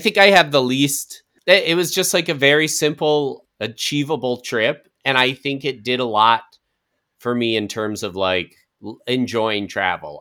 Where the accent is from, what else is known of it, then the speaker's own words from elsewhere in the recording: Colorado, United States; now in Los Angeles, United States; my hometown